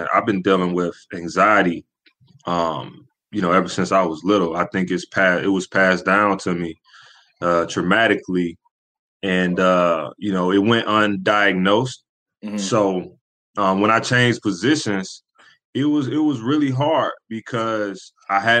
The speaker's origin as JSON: {"language": "English", "town": "Columbus", "region": "Georgia", "country": "United States", "said": "I'm from Columbus, Georgia, which is probably an hour"}